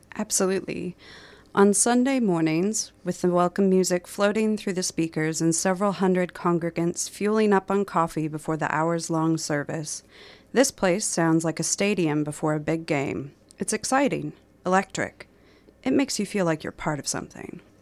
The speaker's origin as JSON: {"language": "English", "region": "Minnesota", "country": "United States", "tie": "born or raised there", "moved": "yes", "said": "I did grow up in a small Minnesota community"}